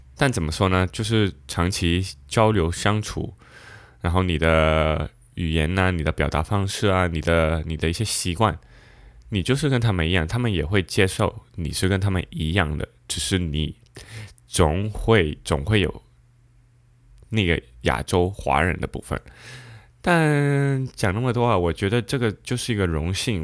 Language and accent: Chinese; Panama; 我们西班牙语有一个叫奇诺巴拿马人，我觉得文化上我们就是一个华裔